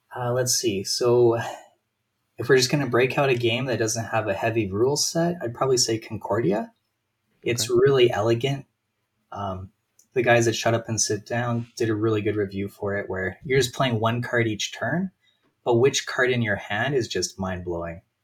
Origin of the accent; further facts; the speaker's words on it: Calgary, Alberta, Canada; born and raised in Calgary